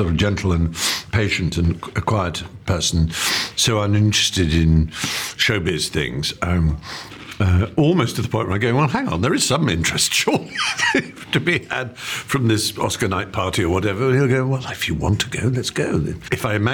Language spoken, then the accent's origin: English; England, United Kingdom; the speech patterns and references that I would make as an English